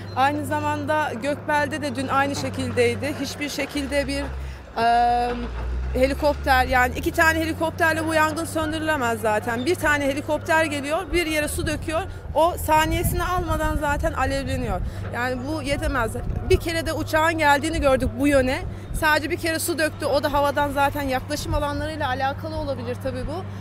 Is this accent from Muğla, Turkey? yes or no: yes; Muğla, Turkey